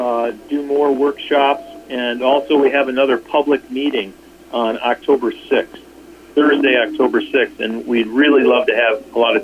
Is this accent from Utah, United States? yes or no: no; Juneau, Alaska, United States; I'm from Juneau. I'm a long-term resident of Juneau